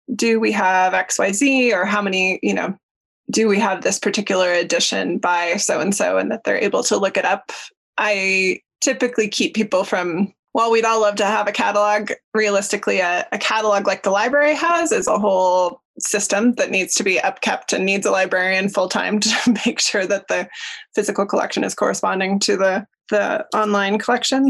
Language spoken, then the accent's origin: English; Denver, Colorado, United States; moved away as an adult; now in Jackson, United States; I grew up in Denver